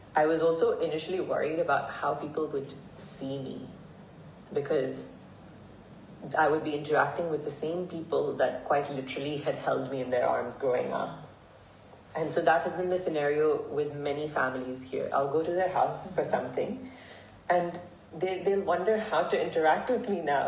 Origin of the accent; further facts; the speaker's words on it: Hong Kong; I grew up here in Hong Kong. I was born and raised here.